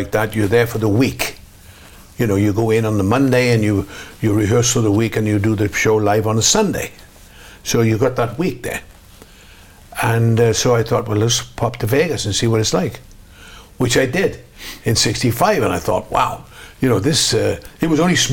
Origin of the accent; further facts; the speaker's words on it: United Kingdom; moved away as an adult; also born or lived in Los Angeles, United States; I'm British. I never became an American.